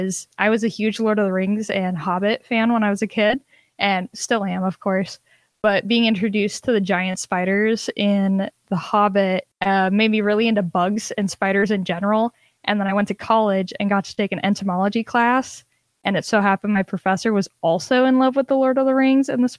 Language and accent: English; Minnesota, United States; I'm from Minnesota